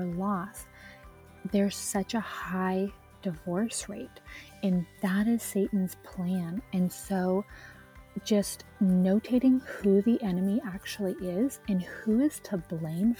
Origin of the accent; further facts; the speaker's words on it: Alberta, Canada; moved away as an adult; also born or lived in Virginia Beach; now in Texas, United States; I grew up in Alberta. It's about maybe an hour from Banff National Park.